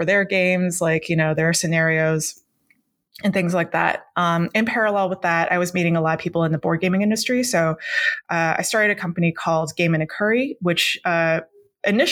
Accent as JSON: {"language": "English", "country": "Hong Kong", "tie": "born or raised there", "said": "I grew up in Hong Kong, the way that I learned that word, Jiangxi, I learned it through through school"}